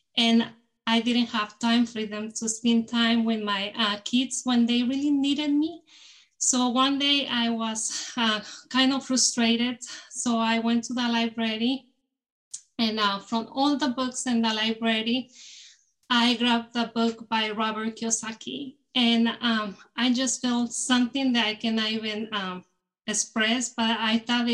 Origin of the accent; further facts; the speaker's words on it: Mexico; moved away as an adult; now in United States; I was born in Mexico and I grew up there. So I came here to the US